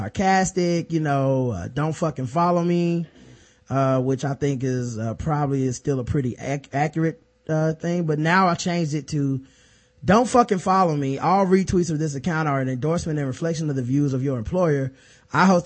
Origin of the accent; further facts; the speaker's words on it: the South, North Carolina, United States; we're from the South. This is North Carolina.